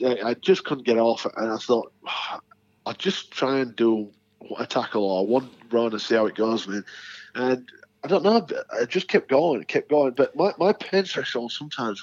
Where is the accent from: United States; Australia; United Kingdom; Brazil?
United Kingdom; the north of England; as a Northern English boy